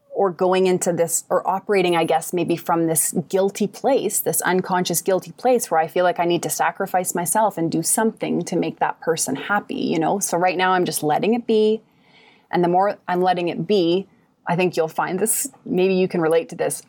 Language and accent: English; Kamloops, British Columbia, Canada; moved away as an adult; now in Shaunavon, Canada; I live in Shaunavon, Saskatchewan now, but I'm from Kamloops, B C originally.